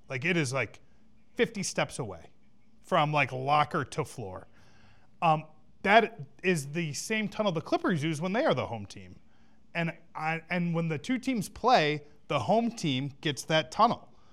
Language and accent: English; Chicago, Illinois, United States; I am from Chicago